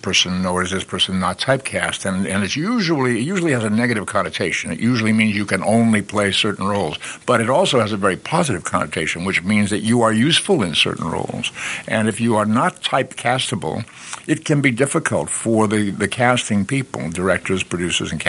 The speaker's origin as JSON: {"language": "English", "town": "Boston", "region": "Massachusetts", "country": "United States", "tie": "born or raised there", "said": "I grew up in Boston."}